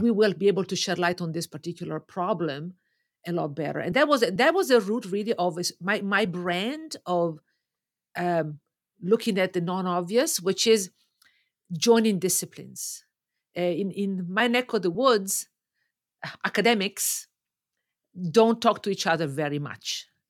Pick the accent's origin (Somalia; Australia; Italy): Italy; Lake Como, Lombardy; moved away as an adult; also born or lived in Milan, Italy; now in Toronto, Canada; I grew up in Italy, um, on Lake Como, just north of Milan